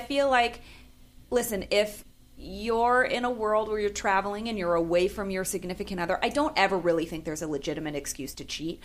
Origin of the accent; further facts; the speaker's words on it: San Francisco, California, United States; moved away; I'm from San Francisco